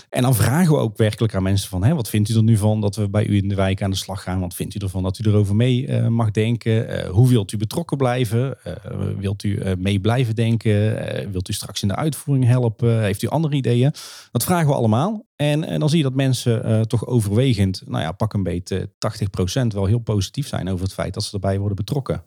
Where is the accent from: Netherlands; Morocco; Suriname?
Netherlands; Kaatsheuvel, North Brabant; ik kom normaal uit Kaatsheuvel